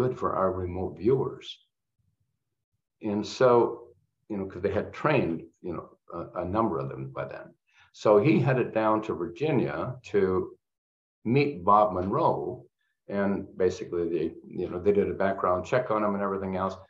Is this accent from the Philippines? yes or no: no; Canada; I'm Canadian